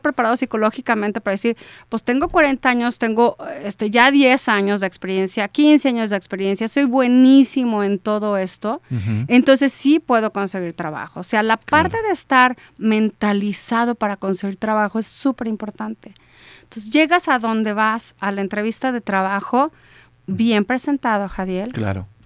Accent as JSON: {"language": "Spanish", "town": "Celaya", "region": "Guanajuato", "country": "Mexico", "said": "somos de Celaya y si ves un 461 garantizas que eres de Celaya"}